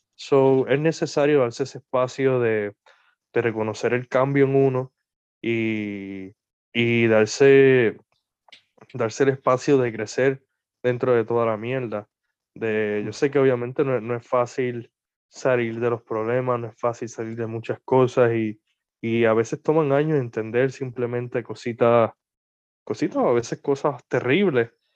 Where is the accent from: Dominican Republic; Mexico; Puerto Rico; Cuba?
Puerto Rico; artistas puertorriqueños